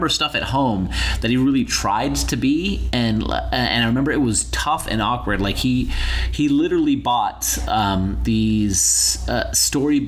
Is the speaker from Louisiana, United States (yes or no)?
no; Utah, United States; we grew up in Utah